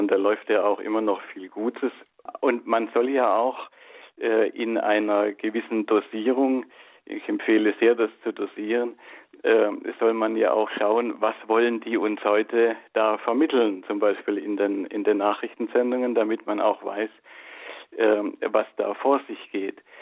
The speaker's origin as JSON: {"language": "German", "country": "Germany", "said": "bei uns in Deutschland"}